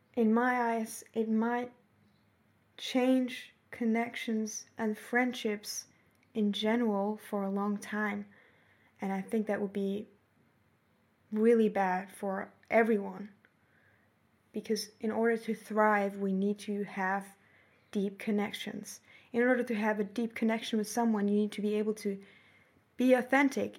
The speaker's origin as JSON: {"language": "English", "country": "Germany", "tie": "born or raised there", "moved": "as an adult", "lives_now": "Australia", "said": "Germany and see, mm, the place that I've grown up"}